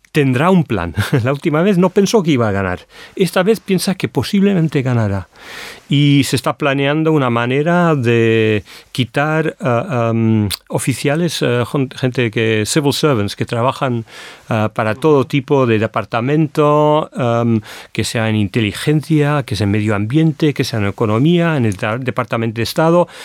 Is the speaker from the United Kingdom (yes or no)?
yes; United Kingdom; Spanish is a second language; como europeo, británico, europeo, europeo